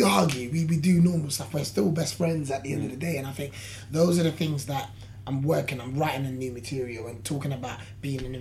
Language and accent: English; London, United Kingdom; I'm from London.